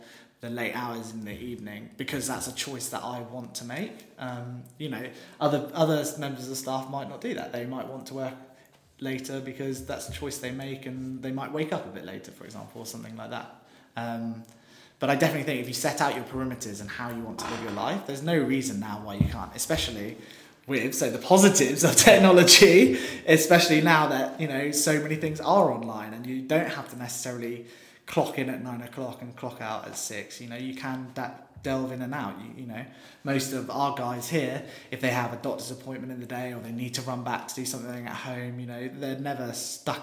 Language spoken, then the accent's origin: English; West Country, South West England, United Kingdom; now in London, United Kingdom; we're all from the West Country